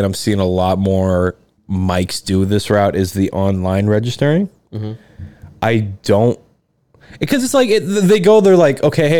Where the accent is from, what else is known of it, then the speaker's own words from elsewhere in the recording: Atlanta, Georgia, United States; born there; also born or lived in Louisiana / New Orleans / Baton Rouge; I was born in Atlanta